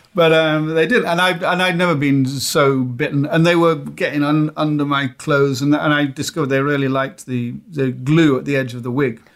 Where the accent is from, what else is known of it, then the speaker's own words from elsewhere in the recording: United Kingdom; I'm British